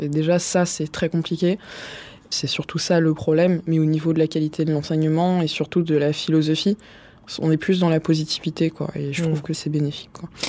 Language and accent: French; Vitry-sur-Seine / Paris, Île-de-France, France; j'ai grandi dans le Marais dans un premier temps, et après ça a commencé à devenir trop cher et on bah, on pouvait plus vivre là-bas. Du coup, on est allé à Vitry-sur-Seine.